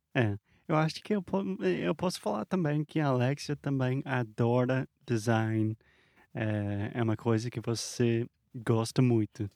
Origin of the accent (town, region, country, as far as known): United States; Portuguese is a second language; moved away